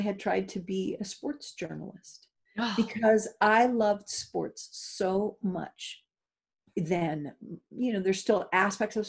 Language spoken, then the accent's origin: English; Los Angeles, California, United States; I grew up in Hollywood